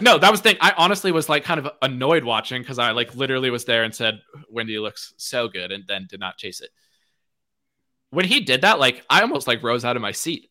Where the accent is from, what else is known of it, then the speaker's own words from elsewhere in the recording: United States; I'm American